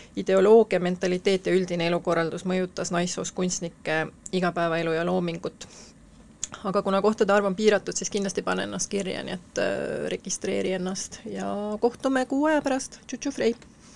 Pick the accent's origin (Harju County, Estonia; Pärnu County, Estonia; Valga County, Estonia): Harju County, Estonia; Tallinn; täitsa tallinlane, aga pool venelane